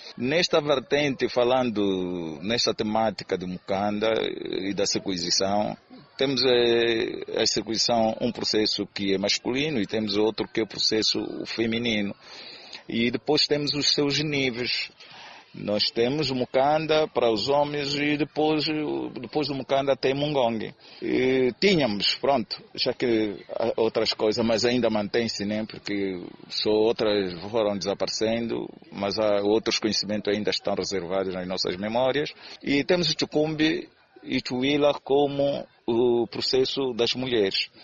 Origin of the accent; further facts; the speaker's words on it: Angola; a cultura é o tal património que nos identifica como, como angolanos